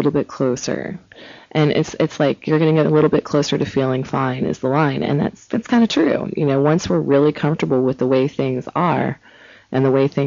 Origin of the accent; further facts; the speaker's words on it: Cincinnati, Ohio, United States; moved away; I'm from Ohio, from Cincinnati originally